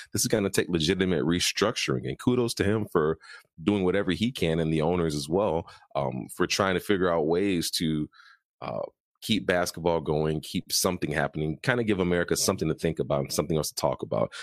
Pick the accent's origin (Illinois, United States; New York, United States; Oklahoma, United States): Illinois, United States; Chicago; I'm from Chicago, we have a pick yourself up by your bootstraps if you have to and get back to work mentality